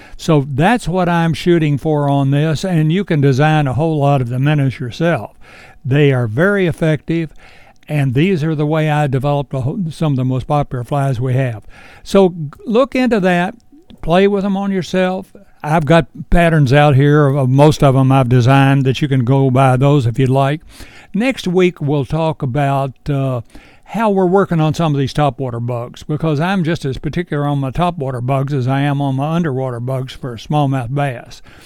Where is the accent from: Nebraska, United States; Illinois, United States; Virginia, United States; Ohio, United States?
Virginia, United States; Edinburg; I was born and raised right here in Edinburgh, and I'm only a mile from the Shenandoah River